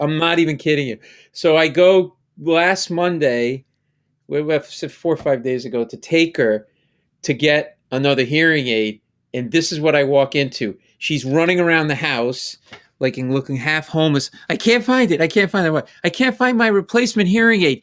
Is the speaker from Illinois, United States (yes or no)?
no; Rhode Island, United States; growing up in Rhode Island